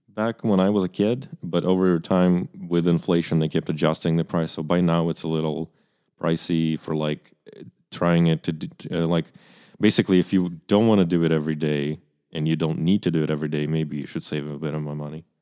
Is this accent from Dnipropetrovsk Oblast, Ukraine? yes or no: no; Kyiv, Ukraine; moved away; I'm from Kyiv, Ukraine, which is the capital city